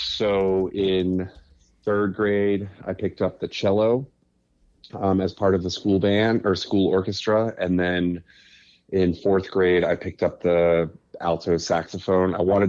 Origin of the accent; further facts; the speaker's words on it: Gainesville, Florida, United States; born there; also born or lived in Boston / Wisconsin / Little Rock; I was born in Gainesville, Florida, lived in just outside of Boston early on in first grade, and then rural Wisconsin for several years before moving to Little Rock, Arkansas in the summer before seventh grade.